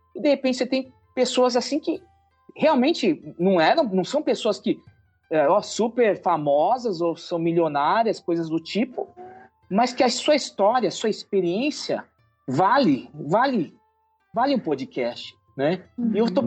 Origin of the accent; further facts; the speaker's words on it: Brazil; nós somos brasileiros, é, descendentes